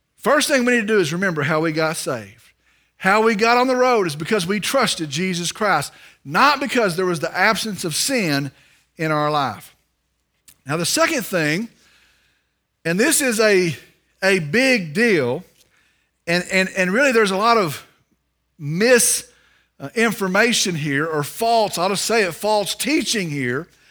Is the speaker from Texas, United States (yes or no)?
yes; Vernon, Texas, United States; I'm from Vernon, Texas